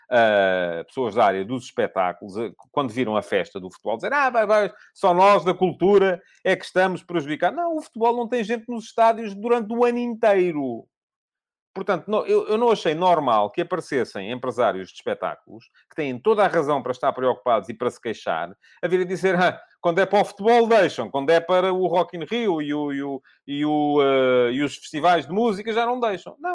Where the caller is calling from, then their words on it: Cape Verde; Sou de Cabo Verde, aqui também aconteceu o mesmo.